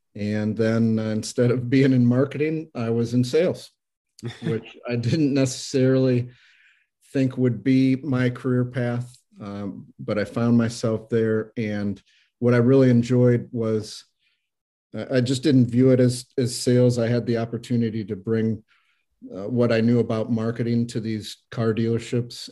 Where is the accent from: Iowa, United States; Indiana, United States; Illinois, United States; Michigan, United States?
Iowa, United States; moved away as an adult; also born or lived in Minnesota / Denver; now in Saint Louis, United States; I grew up in Iowa. I've been in Saint Louis for about twenty-eight years